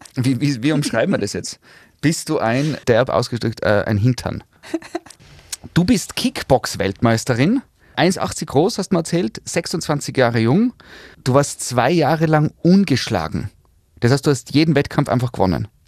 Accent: Tyrol, Austria; wir Tiroler

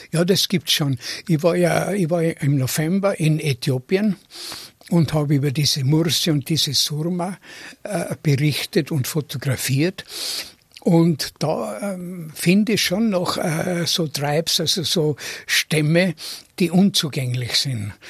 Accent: Tyrol, Austria; moved away; ich bin in Tirol geboren, aber ich bin nicht in dem Sinn der verwurzelte Tiroler, den man sich vorstellt

